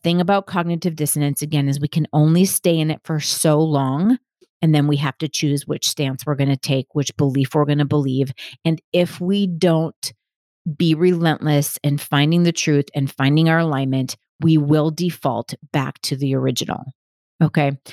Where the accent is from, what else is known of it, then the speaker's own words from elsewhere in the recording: Milwaukee, Wisconsin, United States; I grew up in Milwaukee, Wisconsin